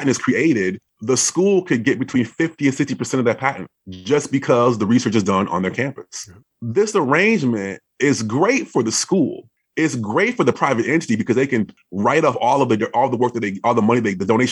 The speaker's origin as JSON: {"language": "English", "town": "Madison", "region": "Wisconsin", "country": "United States", "tie": "born or raised there", "said": "I grew up in Wisconsin, so Madison, Wisconsin"}